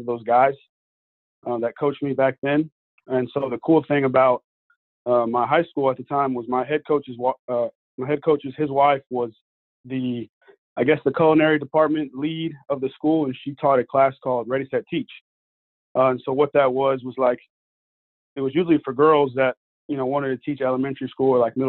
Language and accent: English; Houston, Texas, United States; also born or lived in Montgomery, Texas; I grew up in Houston, Texas